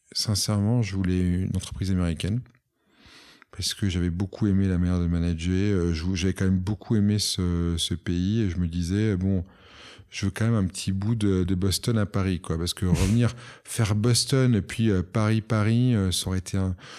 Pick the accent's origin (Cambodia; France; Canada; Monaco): Monaco; also born or lived in United States / London; je suis monégasque